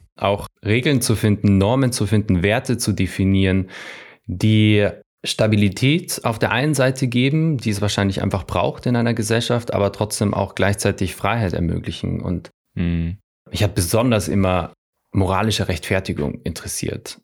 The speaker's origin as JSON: {"language": "German", "region": "Salzburg", "country": "Austria", "said": "ich komme ja aus Österreich, aus Salzburg"}